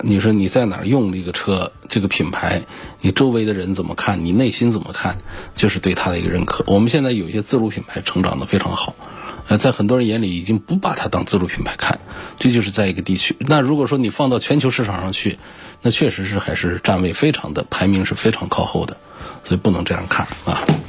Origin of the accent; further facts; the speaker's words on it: China; 积碳几乎是像我们中国人得胃病一样的